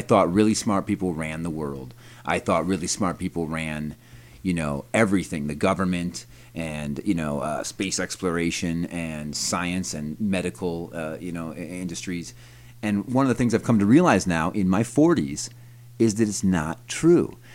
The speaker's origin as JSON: {"language": "English", "town": "Brighton", "region": "New York", "country": "United States", "tie": "born or raised there", "also_born_or_lived": "Rochester, New York", "said": "I grew up in Brighton, New York, which is a little, you know, kinda rich suburb of Rochester"}